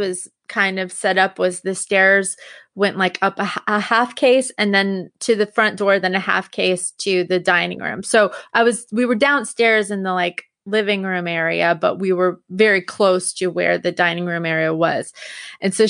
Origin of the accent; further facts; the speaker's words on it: Long Island, New York, United States; I grew up on Long Island